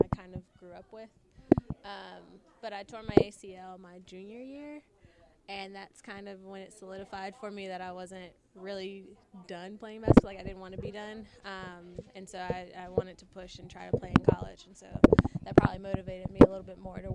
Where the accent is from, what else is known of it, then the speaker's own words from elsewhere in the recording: Clemson, South Carolina, United States; I grew up on Clemson's campus